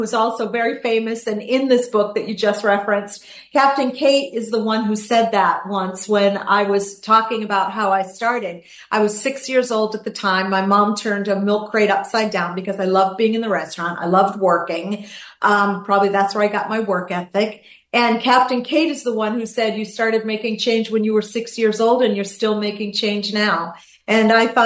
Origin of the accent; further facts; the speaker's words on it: Gloucester, Massachusetts, United States; now in Florida, United States; I'm a girl from a small town in Massachusetts, Gloucester, Massachusetts, small fishing town